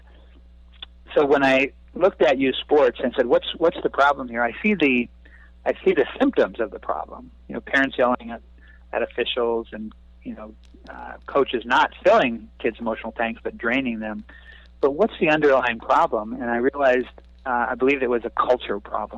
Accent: North Dakota, United States; moved away; also born or lived in California; I grew up a small town kid from North Dakota, and raised as a perfectionist

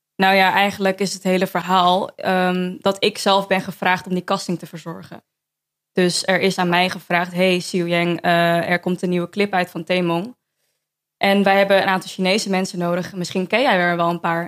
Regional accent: Amsterdam, North Holland, Netherlands; born or raised there

